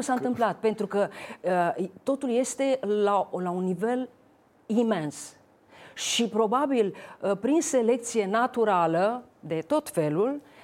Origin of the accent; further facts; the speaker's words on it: Romania; moved away; eu fiind româncă